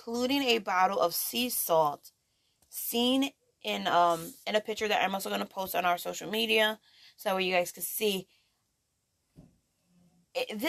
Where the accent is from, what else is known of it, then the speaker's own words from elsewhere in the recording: New York, United States; I'm a New Yorker